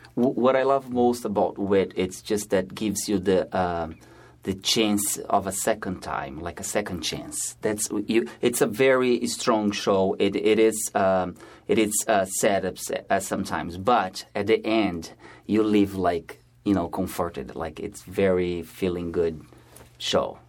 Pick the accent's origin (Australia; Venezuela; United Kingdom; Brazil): Brazil; moved away as an adult; now in New York, United States; I'm originally from Brazil